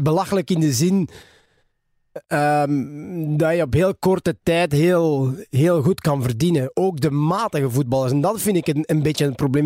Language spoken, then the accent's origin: Dutch; Ninove, Flanders, Belgium; Ik ben geboren in Ninove. Geboren en getogen. Ik woon er nog altijd.